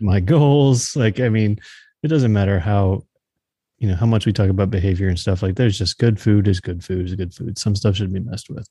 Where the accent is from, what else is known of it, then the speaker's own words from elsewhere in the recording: Texas, United States; now in Missouri, United States; growing up in Texas, we didn't, like, have fall